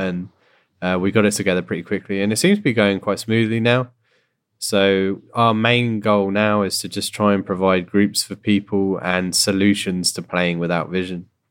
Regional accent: United Kingdom; now in Canada; my background in general is that I'm from Britain, as you can hear. I moved to Canada.

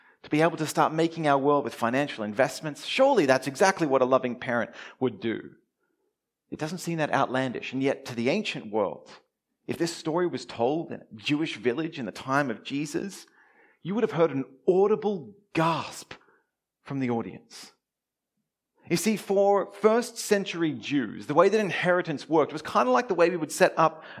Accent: Melbourne, Victoria, Australia; now in Brisbane, Australia; all the way from sunny Brisbane, all the way down here to my hometown, Melbourne

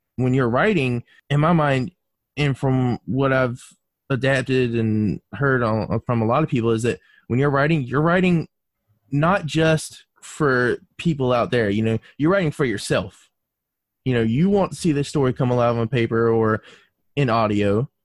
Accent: North Carolina, United States; moved away as an adult; now in Alabama, United States; I was born and raised in North Carolina

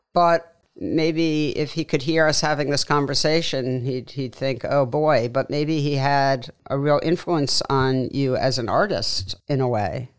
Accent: New York City, New York, United States; me, who grew up there

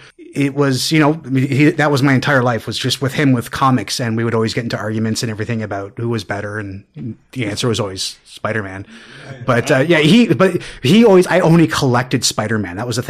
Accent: Toronto, Ontario, Canada; I was born and raised in Toronto. I grew up in the East End at Girard and Woodbine, Upper Beaches.

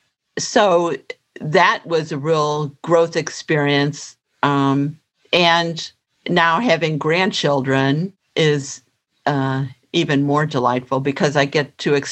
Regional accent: St. Louis, Missouri, United States; I grew up in St. Louis

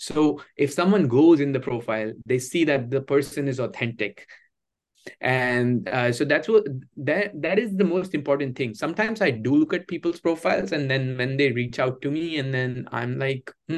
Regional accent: India; moved away as an adult; now in United States; my hometown in India

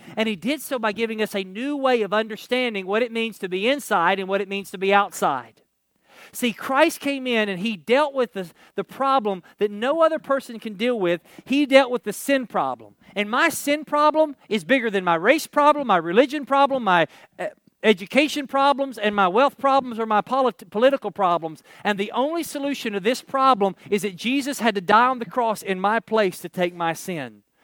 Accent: Kentucky, United States; not that I'm from Kentucky

